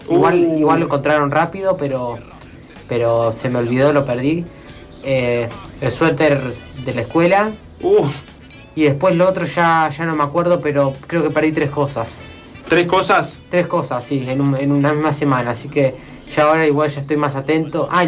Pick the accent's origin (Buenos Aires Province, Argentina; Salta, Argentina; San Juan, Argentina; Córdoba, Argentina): Buenos Aires Province, Argentina; Mar del Plata; now in La Plata, Argentina; pero soy de Mar del Plata y cuando tenía cuatro años, a mí y a mis amigos nos gustaba jugar al ringraje.